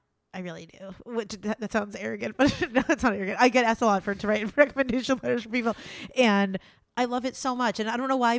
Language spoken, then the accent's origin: English; Wilkes-Barre, Pennsylvania, United States; moved away; Wilkes-Barre, which is my hometown back in Pennsylvania.